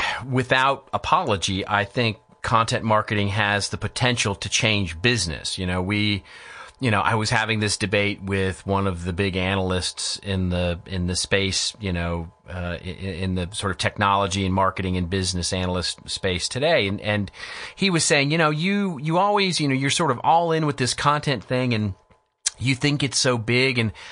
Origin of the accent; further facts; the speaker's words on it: Texas, United States; I grew up in Texas. And so I grew up on ranches and with cowboys and with, you know, that sort of mentality. I mean, I grew up in the country